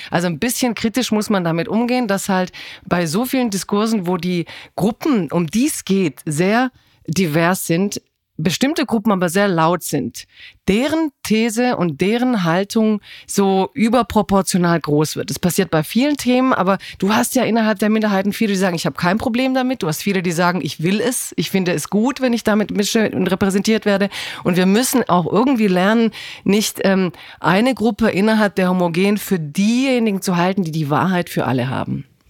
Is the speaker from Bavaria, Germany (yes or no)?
no; Stuttgart, Baden-Württemberg, Germany; Ich komme aus einer Autostadt. Also ich komme ja eigentlich aus Stimmt. Stuttgart